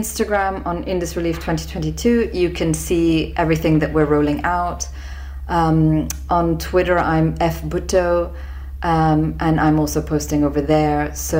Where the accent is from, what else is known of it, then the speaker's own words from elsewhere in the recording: Sindh, Pakistan; me, my brother Zulfikar, and our friend Minal Munshi came together because we come from the Sindh province, which is the worst affected in terms of the number of flood affectees